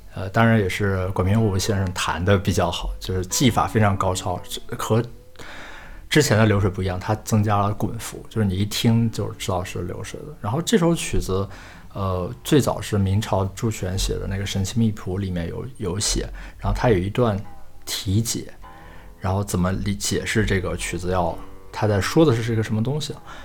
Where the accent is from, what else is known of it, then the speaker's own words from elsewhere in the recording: the Northwest, Northwest China, China; 我是来自西北的人